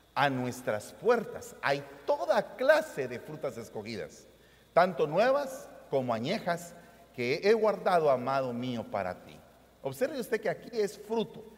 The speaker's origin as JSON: {"language": "Spanish", "country": "Guatemala", "said": "vengo de Guatemala"}